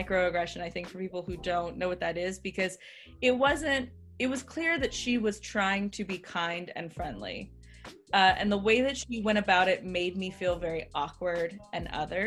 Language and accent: English; United States; also born or lived in Texas / Lebanon (ancestry); but I was born here and like I lived in Texas for like 10 years